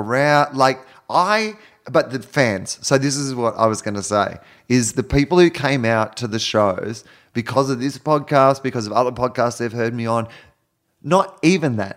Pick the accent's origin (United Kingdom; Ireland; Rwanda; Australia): Australia; Growing up in Australia